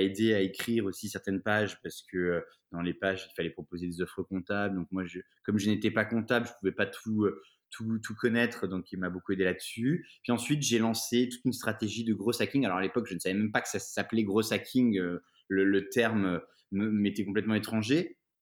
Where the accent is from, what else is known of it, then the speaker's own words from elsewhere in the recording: Épinal, Grand Est, France; j'ai grandi en province, à Épinal, donc dans les Vosges